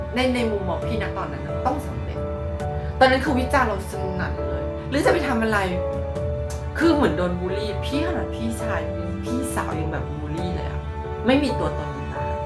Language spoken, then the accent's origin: Thai; Thailand; moved away as an adult; also born or lived in Bangkok, Thailand; now in Taiwan; เราหลบหนีจากเมืองไทยมาละกระเทยเนาะกระเทยไทย